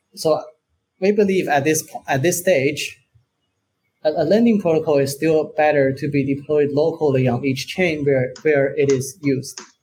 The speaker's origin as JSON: {"language": "English", "country": "China", "moved": "yes", "lives_now": "Portugal", "said": "I'm originally from China"}